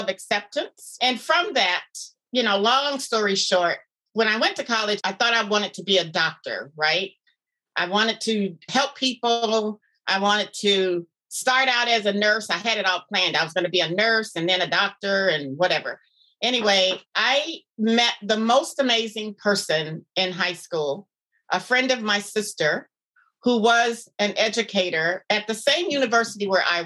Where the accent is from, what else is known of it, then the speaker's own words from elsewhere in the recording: Miami, Florida, United States; moved away as an adult; now in Anchorage, United States; I grew up in Florida, Miami, Florida.